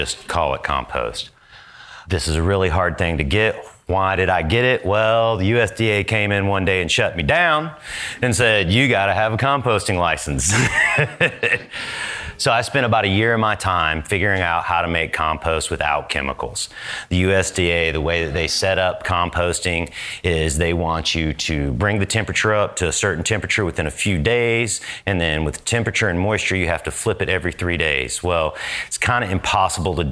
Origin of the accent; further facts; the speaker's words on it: Georgia, United States; also born or lived in Northern California; now in Oklahoma, United States; I'm from the South. I'm from Georgia